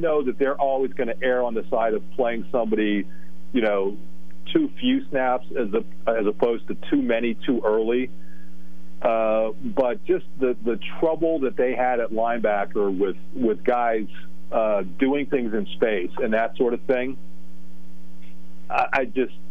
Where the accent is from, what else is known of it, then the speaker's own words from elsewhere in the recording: Hazleton, Pennsylvania, United States; I'm from Hazleton, so that's kind of in between here and there